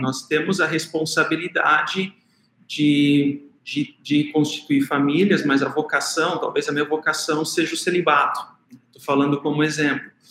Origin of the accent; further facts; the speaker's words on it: South Region, Brazil; moved away; na cidade onde que eu nasci e cresci, lá no Sul